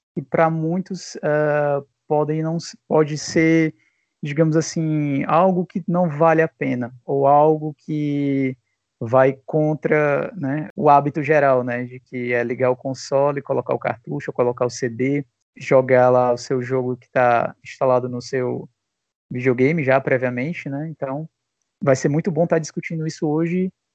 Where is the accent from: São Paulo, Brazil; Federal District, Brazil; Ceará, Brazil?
Ceará, Brazil; Fortaleza; sou aqui de Fortaleza, aqui no Ceará.